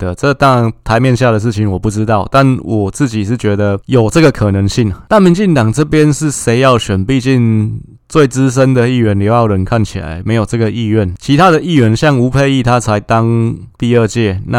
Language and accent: Chinese; Wanhua District, Taipei, Taiwan; 我的故乡万华区